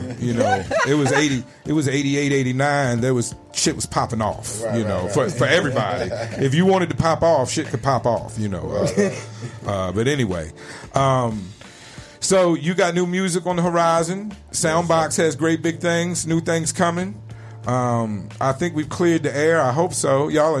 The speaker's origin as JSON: {"language": "English", "town": "Richmond", "region": "Virginia", "country": "United States", "tie": "born or raised there", "said": "I lived in Richmond, Virginia my whole life. Went to college 2 years in North Carolina."}